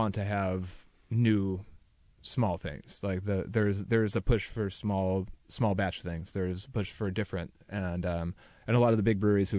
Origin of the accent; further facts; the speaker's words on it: Buffalo, New York, United States; moved away as an adult; also born or lived in Northern California; now in Seattle, United States; I grew up in Buffalo, New York